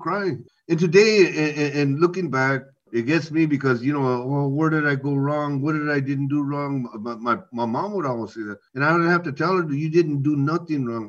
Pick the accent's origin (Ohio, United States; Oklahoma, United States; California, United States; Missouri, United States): California, United States; Navarro, Orange County; I grew up in Navarro, in Orange County.